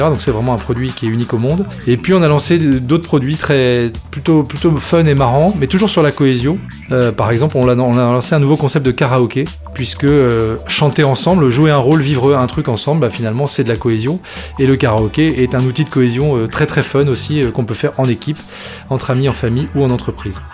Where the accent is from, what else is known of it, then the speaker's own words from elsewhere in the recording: Tourcoing, Hauts-de-France, France; moi je suis vraiment un, enfant du Nord. Hein. Je suis né à Tourcoing. Euh, j'ai toujours vécu dans le Nord